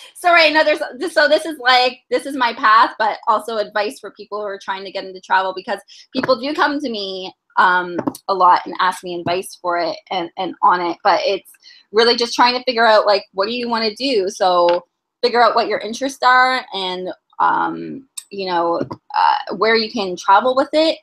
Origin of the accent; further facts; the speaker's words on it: Toronto, Ontario, Canada; I am from Toronto, born and raised.